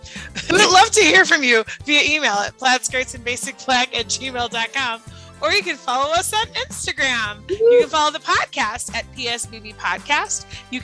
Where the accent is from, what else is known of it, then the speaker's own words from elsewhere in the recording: Chicago, Illinois, United States; accent: Chicago; also born or lived in Indiana; And when I left Indiana after I lived there for 3 years, I go, yeah, I'm gonna get my Chicago accent back